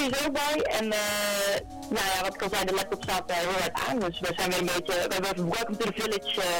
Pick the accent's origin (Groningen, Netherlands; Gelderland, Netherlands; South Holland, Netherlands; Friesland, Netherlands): Friesland, Netherlands; ik kom zelf uit Friesland, dus dat dat ook heel dichtbij was.